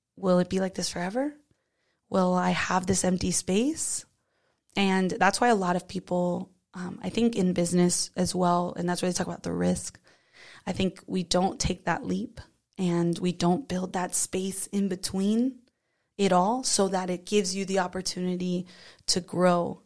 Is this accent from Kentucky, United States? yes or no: no; South Florida, United States; I'm from South Florida